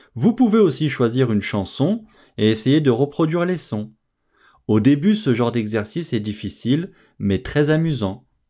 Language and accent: French; France; je suis français